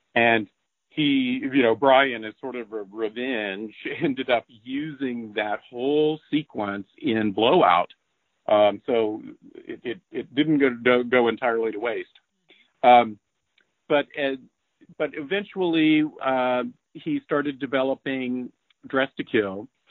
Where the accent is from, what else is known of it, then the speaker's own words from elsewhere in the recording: Asheville, North Carolina, United States; also born or lived in Columbia, South Carolina; I grew up in the Carolinas, actually Asheville, North Carolina